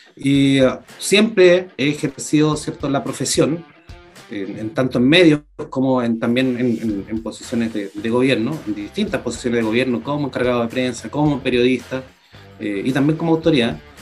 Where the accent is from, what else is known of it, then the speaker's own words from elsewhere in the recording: Puerto Montt, Los Lagos, Chile; yo soy ciudadano de Puerto Montt, periodista de profesión